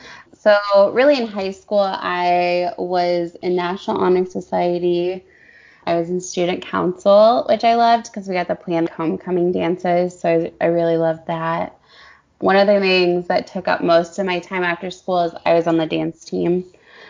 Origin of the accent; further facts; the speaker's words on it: St. Louis, Missouri, United States; I am from St. Louis, Missouri. We live about 45 minutes west of St. Louis, and I grew up in the same house